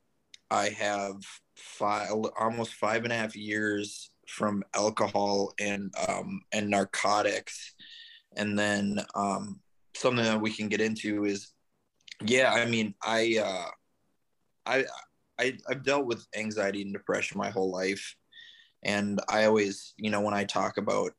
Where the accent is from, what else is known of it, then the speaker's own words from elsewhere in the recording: Minneapolis, Minnesota, United States; moved away as an adult; also born or lived in California; now in St. Petersburg, United States; I'm originally from Minneapolis, Minnesota, just relocated down to St. Petersburg, Florida, a little over 6 months ago